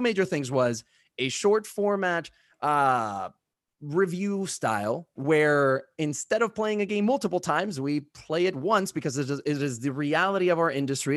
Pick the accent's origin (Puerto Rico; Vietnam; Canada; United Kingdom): Puerto Rico; I grew up in Puerto Rico